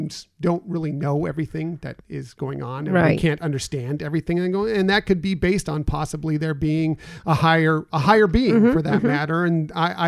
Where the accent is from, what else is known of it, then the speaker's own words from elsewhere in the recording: West Coast, United States; I grew up here on the West Coast, so I would go to Disneyland a lot